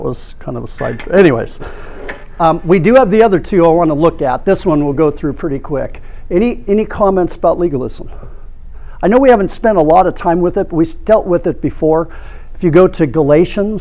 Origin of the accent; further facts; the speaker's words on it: Orange County, California, United States; I grew up in Orange County in the 70s